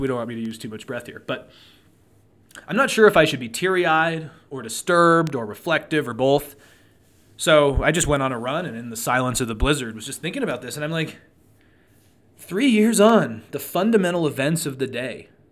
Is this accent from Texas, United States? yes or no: no; Truckee, California, United States; now in Reno, United States; growing up in Truckee, I always loved the snow.